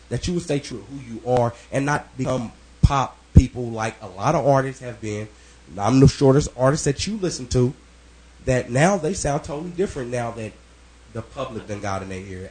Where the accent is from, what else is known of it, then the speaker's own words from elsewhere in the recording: Kansas City, United States; I grew up on Kansas City streets